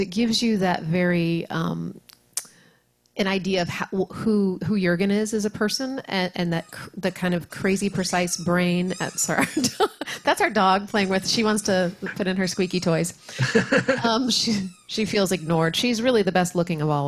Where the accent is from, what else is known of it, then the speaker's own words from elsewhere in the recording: New Orleans, Louisiana, United States; I'm from New Orleans, so I've seen live music forever since birth